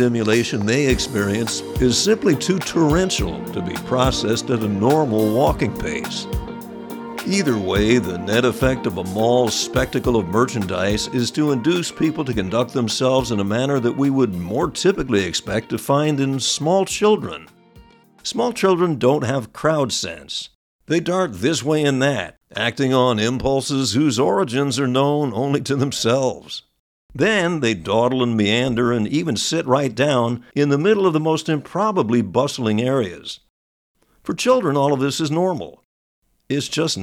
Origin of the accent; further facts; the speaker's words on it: New York metropolitan area, United States; When I was growing up in the New York area